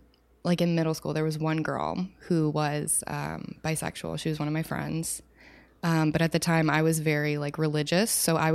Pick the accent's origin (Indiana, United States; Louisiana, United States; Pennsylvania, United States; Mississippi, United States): Louisiana, United States; Watson; also born or lived in New Orleans; I'm not like from New Orleans. I was there for 6 years. I'm from like little redneck town, Louisiana, like one stoplight.